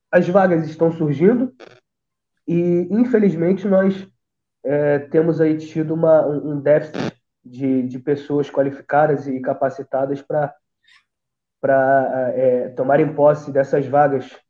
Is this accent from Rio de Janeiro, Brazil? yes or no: yes; São Gonçalo, Rio de Janeiro, Brazil; eu sou de um lugar chamado, de uma comunidade chamada Salgueiro, Salgueiro e São Gonçalo, tá?